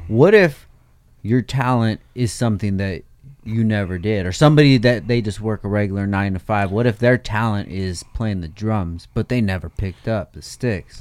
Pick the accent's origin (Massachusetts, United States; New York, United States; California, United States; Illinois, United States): California, United States; I'm from California.